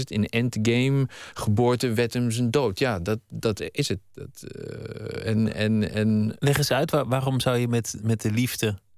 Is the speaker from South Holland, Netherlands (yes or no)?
no; Hoenderloo, Gelderland, Netherlands; also born or lived in Haarlem; Ik, ik ben eh, geboren in Haarlem, maar ik ben daar echt alleen maar geboren. Mijn ouders die woonden toen in Nieuw-Vennep. En toen ik een half jaar was, hebben ze mij en mijn oudere broer verslept naar uh, eh, Hoenderlo